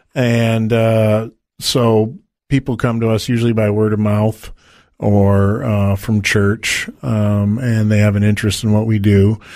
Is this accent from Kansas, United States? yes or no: no; Detroit, Michigan, United States; I was born and raised in Detroit, Michigan